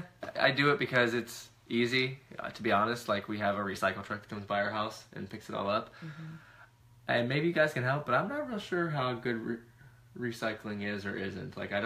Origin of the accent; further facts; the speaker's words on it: Florida, United States; also born or lived in West Virginia; So my dad's from West Virginia. I was born there. I lived in Florida